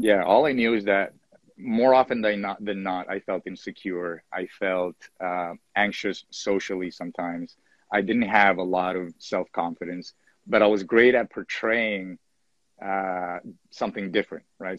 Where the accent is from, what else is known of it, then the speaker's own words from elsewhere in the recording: Venezuela; I was born in Venezuela, 1977